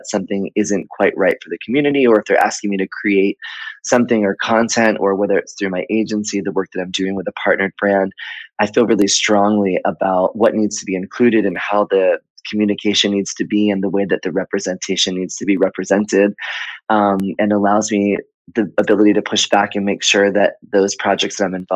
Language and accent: English; Miami, Florida, United States; moved away; also born or lived in Atlanta / Fort Lauderdale / New York City / Chicago; I was born in Miami and I grew up there